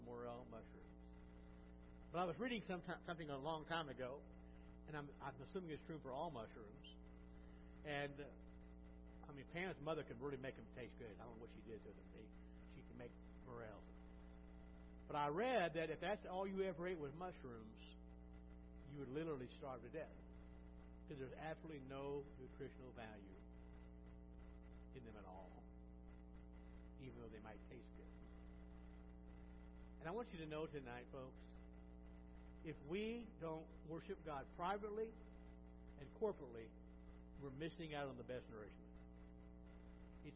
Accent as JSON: {"language": "English", "region": "Illinois", "country": "United States", "tie": "born or raised there", "moved": "yes", "lives_now": "Cincinnati, United States", "said": "I grew up in Illinois"}